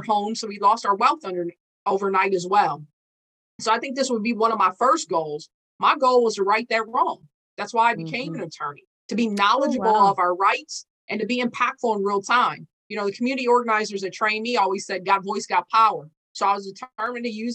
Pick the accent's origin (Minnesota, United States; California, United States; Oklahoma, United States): Minnesota, United States; St. Paul; I was born and raised here in St. Paul, Minnesota. My hometown is called Rondo, a historic African-American district.